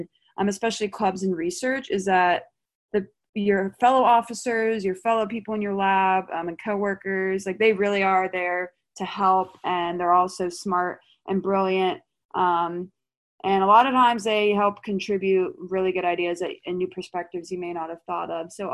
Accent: Mount Pleasant, South Carolina, United States; I'm from Mount Pleasant, South Carolina, which is like right outside of Charleston, so I'm not far from home

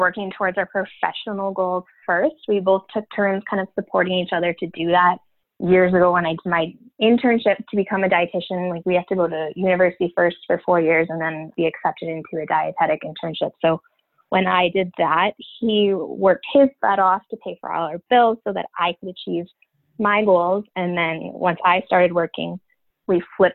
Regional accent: Northern Ontario, Canada; I am from Canada, actually in Northern Ontario, so almost right in the middle of Canada when you look at it on a map.

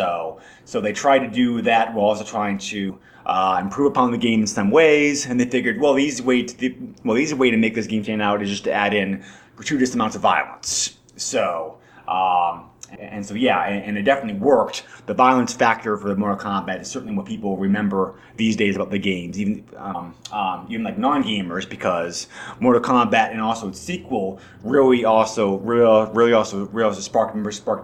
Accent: New Hampshire, United States; I grew up in New Hampshire.

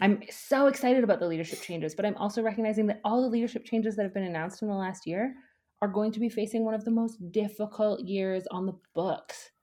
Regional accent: Edmonton, Alberta, Canada; I grew up in Edmonton

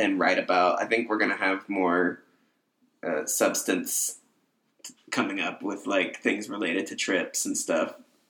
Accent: Northern California, United States; also born or lived in Arizona; because I was born in Northern California. And then we lived in Arizona for a while

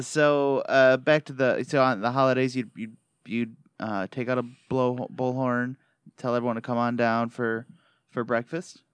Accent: Michigan, United States; accent: Michigan; my Michigan accent

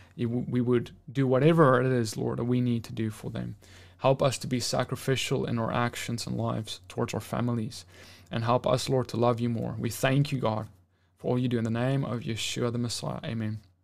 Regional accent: South Africa; now in United States; back in my home country

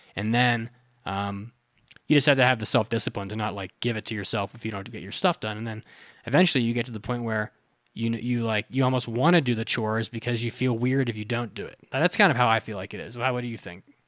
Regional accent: West Virginia, United States; also born or lived in Florida; now in Colorado, United States; I grew up with Kroger in West Virginia

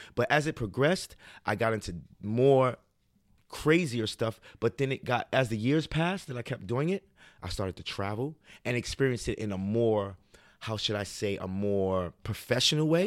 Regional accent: New York City, New York, United States; I'm raised in Harlem, but I'm of Guyanese descent

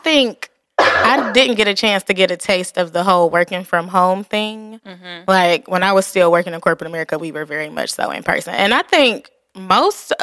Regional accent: Detroit, Michigan, United States; we are from Detroit

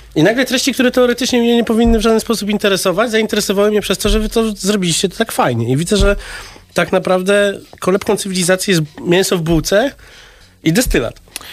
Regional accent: London, United Kingdom; Pół Polak, pół Serb z Londynu.

